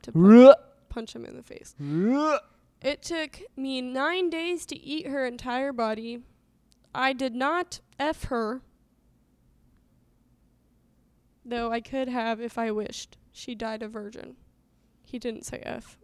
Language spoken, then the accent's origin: English; Southern Illinois, United States; accent: Southern Illinois; my Southern Illinois accent